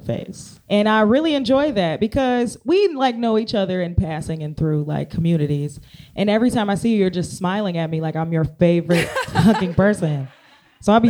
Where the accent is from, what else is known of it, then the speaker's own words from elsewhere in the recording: Cincinnati, Ohio, United States; That's my hometown